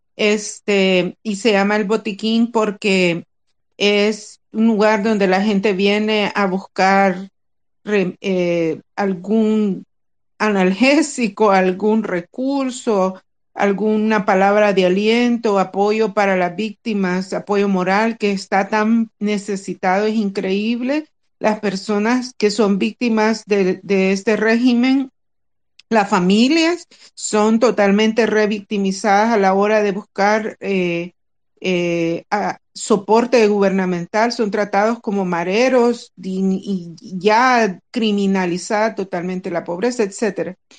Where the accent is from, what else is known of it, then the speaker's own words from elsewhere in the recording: El Salvador; somos un grupo de salvadoreños, de cheros, como decimos nosotros